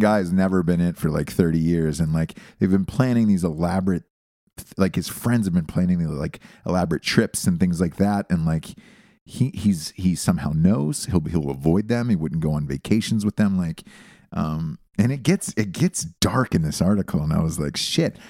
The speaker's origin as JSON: {"language": "English", "country": "United States"}